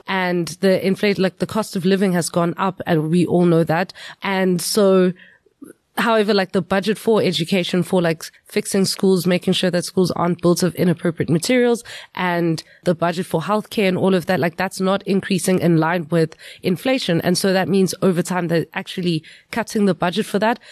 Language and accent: English; Emalahleni, Mpumalanga, South Africa; I grew up in Witbank, Emalahleni.